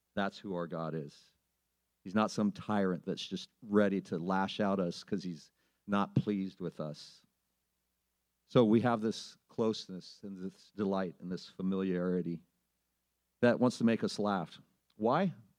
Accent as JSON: {"language": "English", "town": "Sublimity", "region": "Oregon", "country": "United States", "tie": "born or raised there", "said": "I grew up in Sublimity, Oregon, population 813."}